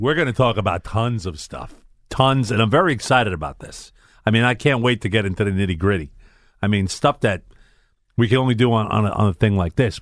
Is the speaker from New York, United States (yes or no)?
yes; New York City, New York, United States; I'm from Brooklyn